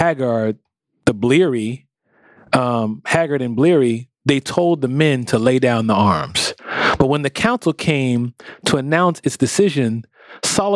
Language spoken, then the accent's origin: English; United States; us African-Americans